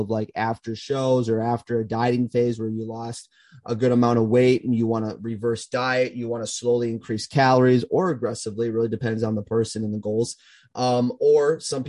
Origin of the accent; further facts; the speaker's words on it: Minnesota, United States; my hometown is in Minnesota